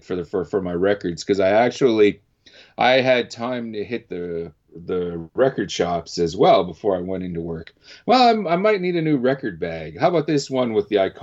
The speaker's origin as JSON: {"language": "English", "country": "Canada", "said": "being Canadian"}